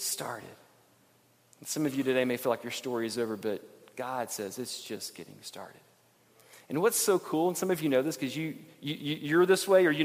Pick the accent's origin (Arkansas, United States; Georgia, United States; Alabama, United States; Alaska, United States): Alabama, United States; Montgomery; When I was a kid growing up in Alabama, Montgomery, Alabama